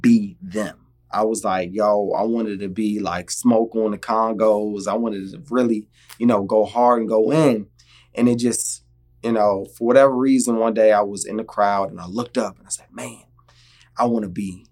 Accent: Virginia, United States; originally I'm from Virginia, born and raised DMV, DC, Maryland, Virginia.

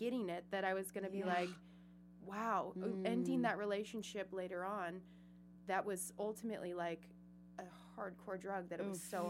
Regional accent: Seattle, Washington, United States; moved away; I'm originally from Seattle.

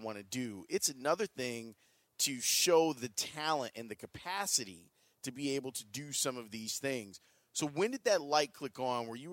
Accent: Chicago, Illinois, United States; I'm from Chicago

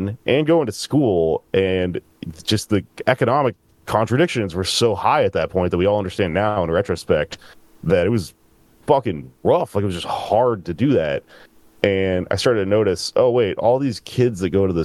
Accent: Texas, United States; also born or lived in San Antonio, Texas / Austin, Texas; I grew up in Texas

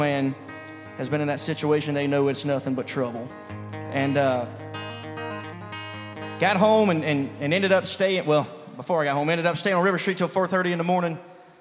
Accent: Savannah, Georgia, United States; I'm from Savannah, Georgia

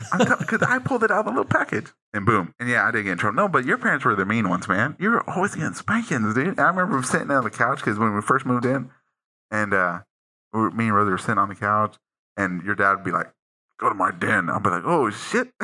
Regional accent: United States; I was born here in the United States

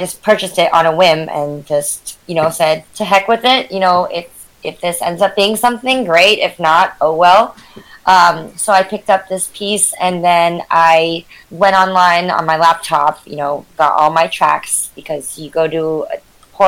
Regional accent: San Jose, California, United States; I'm from the Bay Area, born and raised in Northern California, in San Jose specifically

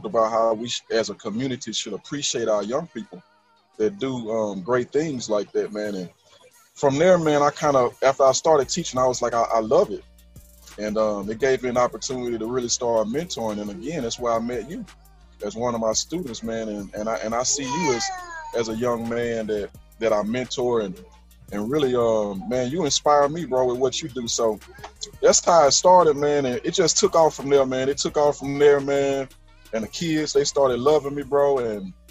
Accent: Shreveport, Louisiana, United States; born and raised in Shreveport.

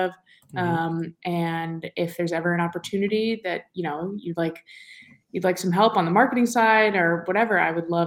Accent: New York City, New York, United States; moved away as an adult; also born or lived in Boston; I'm from New York, New York, right in Manhattan

